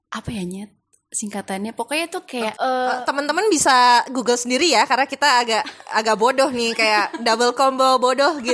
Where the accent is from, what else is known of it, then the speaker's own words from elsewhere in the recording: Jakarta, Indonesia; moved away as an adult; now in Surabaya, Indonesia; kalau gue kan dari Jakarta ke Surabaya tujuannya untuk kuliah doang gitu.